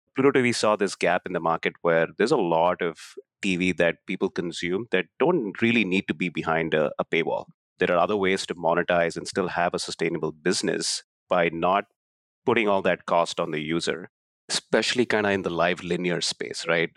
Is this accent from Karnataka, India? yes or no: yes; Bangalore, Karnataka, India; moved away as an adult; now in United States; where I grew up in Bangalore, India